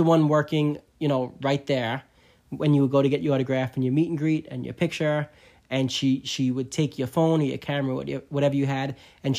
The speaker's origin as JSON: {"language": "English", "town": "New York City", "region": "New York", "country": "United States", "tie": "born or raised there", "said": "We grew up in Staten Island."}